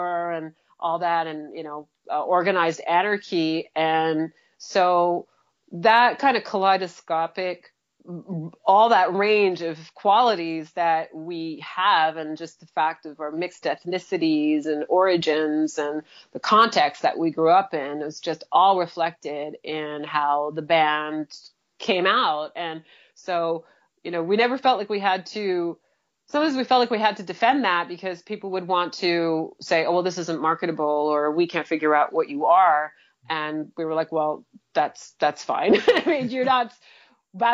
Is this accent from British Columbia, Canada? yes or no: no; Montreal, Quebec, Canada; moved away; also born or lived in Vancouver; we're from Montreal, it's a bilingual place